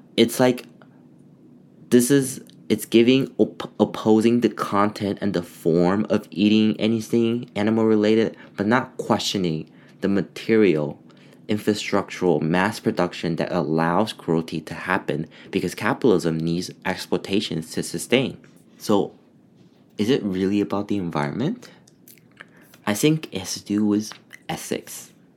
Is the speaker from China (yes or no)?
yes; China; now in Canada; when I was growing up in China